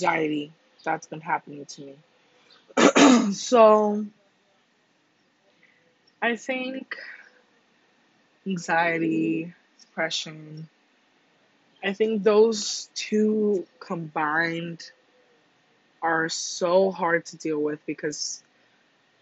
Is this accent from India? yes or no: no; Cuba; moved away; I was born in Cuba, and growing up, my grandma's house was like less than 10 feet away from the ocean